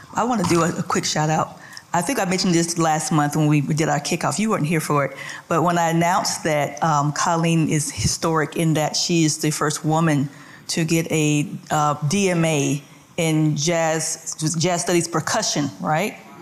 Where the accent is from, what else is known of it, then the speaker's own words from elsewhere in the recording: Atlanta, Georgia, United States; I'm from Atlanta originally.